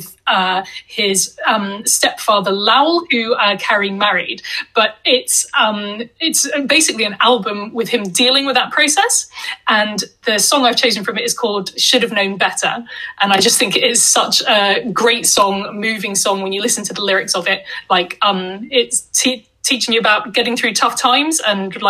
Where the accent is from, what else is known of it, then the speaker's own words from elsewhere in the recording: Hong Kong; moved away; Since I was like 10 or 11 years old when I grew up in Hong Kong